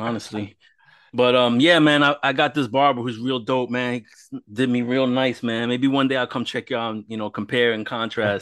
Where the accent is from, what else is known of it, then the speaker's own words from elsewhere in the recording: New York, United States; I was growing up in New York